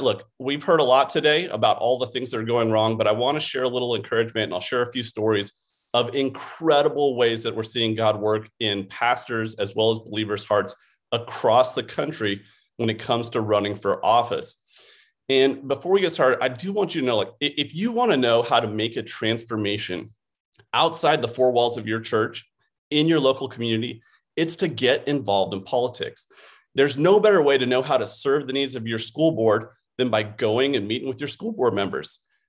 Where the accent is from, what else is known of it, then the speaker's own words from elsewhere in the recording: Colorado, United States; also born or lived in Oklahoma; now in Northern California, United States; So I'm originally from Colorado. This is my wife and three daughters. We lived in Oklahoma for 17 years and now are currently in Northern California.